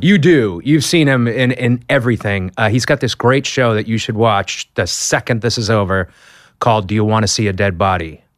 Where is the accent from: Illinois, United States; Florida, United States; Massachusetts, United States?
Massachusetts, United States; Boston; I'm from Boston